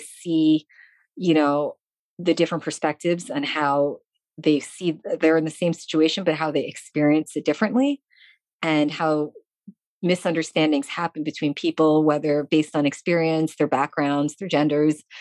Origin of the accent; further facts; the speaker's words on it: New York City, New York, United States; moved away as an adult; also born or lived in Long Island / Olympia, Washington / Hollywood / Brooklyn; now in France; I grew up in New York City.